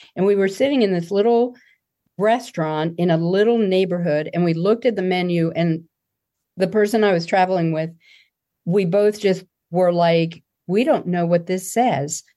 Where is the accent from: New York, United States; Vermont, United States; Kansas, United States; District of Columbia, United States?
District of Columbia, United States; Washington; now in Asheville, United States; growing up in Washington, D C, it was like being in another country